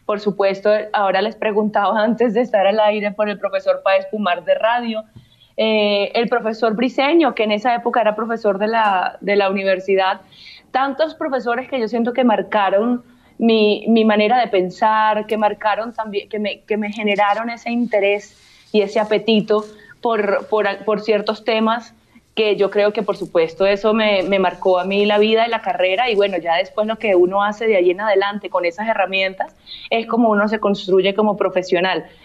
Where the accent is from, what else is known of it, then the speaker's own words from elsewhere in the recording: Venezuela; now in Colombia; yo antes de colombiana soy venezolana, yo nací en Venezuela, pasé toda mi vida en Venezuela y yo me naturalicé colombiana